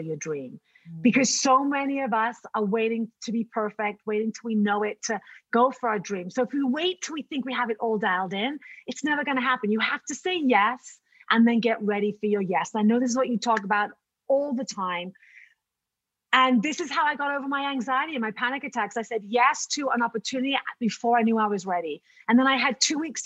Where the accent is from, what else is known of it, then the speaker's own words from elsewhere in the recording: United Kingdom; moved away; I'm a Brit